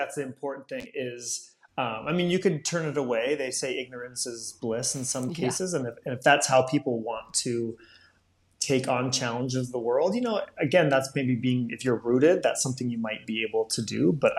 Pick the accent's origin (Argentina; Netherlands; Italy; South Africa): Italy; Rome, Lazio; But if you're a Jewish person growing up in Rome, that's a very different experience, right? All of a sudden, that's changed. So when I was 10, I went from the majority of everyone I knew either being of the same faith or at least understanding it